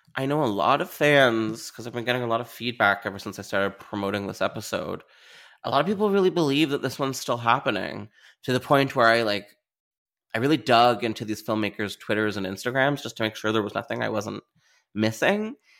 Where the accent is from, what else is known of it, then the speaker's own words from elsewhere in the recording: Canada; as a Canadian